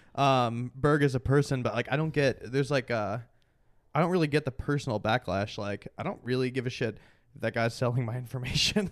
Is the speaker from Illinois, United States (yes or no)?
yes; Chicago suburbs, Illinois, United States; I grew up in, uh, Chicago suburbs